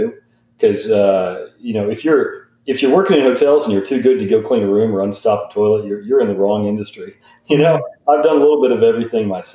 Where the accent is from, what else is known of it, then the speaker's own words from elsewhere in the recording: Eureka Springs, Arkansas, United States; I grew up in Eureka Springs